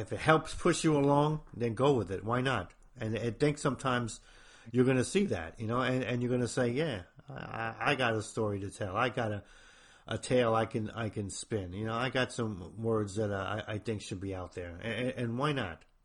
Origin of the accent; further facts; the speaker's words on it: New Jersey, United States; I'm from New Jersey, if I got a weird accent